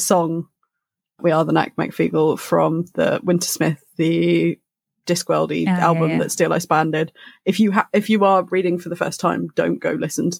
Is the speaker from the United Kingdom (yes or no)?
yes; England, United Kingdom